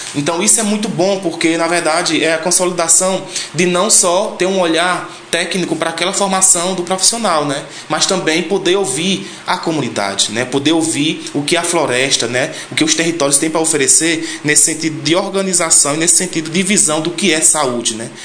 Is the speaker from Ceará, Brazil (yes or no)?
yes; Sítio Chico Gomes, Ceará, Brazil; sou da comunidade do Sítio Chico Gomes